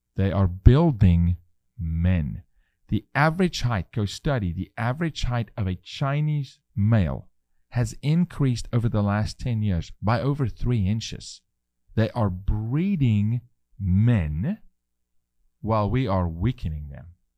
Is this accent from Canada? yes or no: no; South Africa; moved away; I'm raising my three-year-old son as a South African male